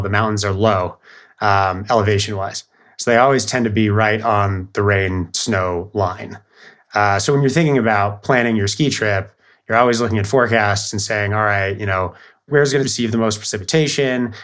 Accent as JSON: {"language": "English", "town": "Bellevue", "region": "Washington", "country": "United States", "tie": "born or raised there", "said": "I grew up outside of Seattle in Bellevue."}